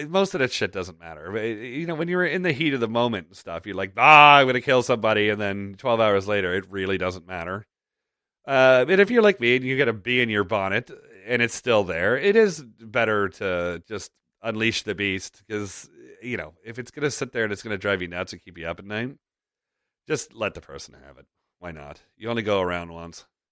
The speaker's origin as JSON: {"language": "English", "town": "Toronto", "region": "Ontario", "country": "Canada", "tie": "born or raised there", "said": "Toronto, my hometown"}